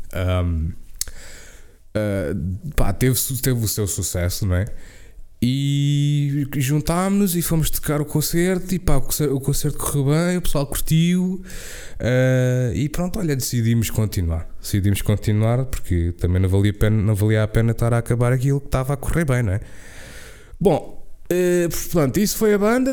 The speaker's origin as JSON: {"language": "Portuguese", "country": "Portugal", "first_language": "Portuguese"}